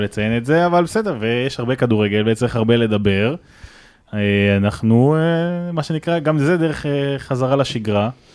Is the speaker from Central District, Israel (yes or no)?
no; Netivot area, Southern District, Israel; אני גר שם כל החיים